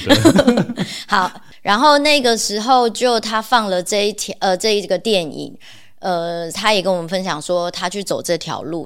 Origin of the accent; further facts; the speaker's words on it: Taiwan; 像我家乡就是在台湾嘛